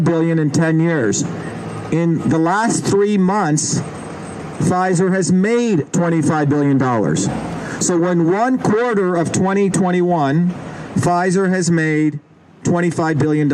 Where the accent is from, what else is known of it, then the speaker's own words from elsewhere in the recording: India; now in United States; I grew up in India